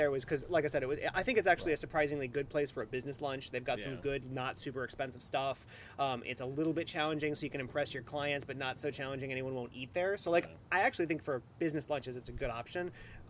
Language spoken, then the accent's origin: English; Midwest, United States; And I'm a Midwesterner, so I'm culturally appropriating it myself.